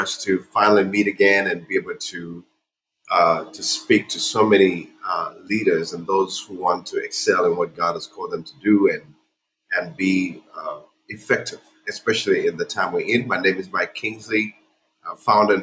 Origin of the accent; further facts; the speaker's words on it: Uganda; moved away as an adult; now in United States; I am born and raised in Uganda